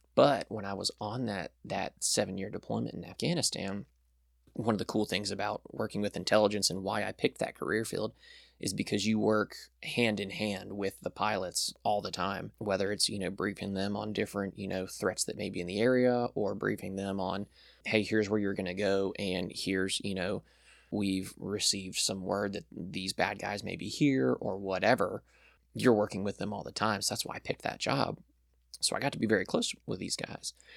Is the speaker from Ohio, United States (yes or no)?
no; Birmingham, Alabama, United States; moved away as an adult; also born or lived in South Florida; we moved up here when I was really young, around, like, three years old